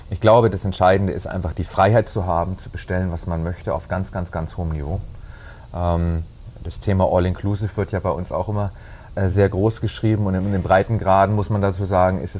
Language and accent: German; Bavaria, Germany; Bei uns in Bayern ist schon schön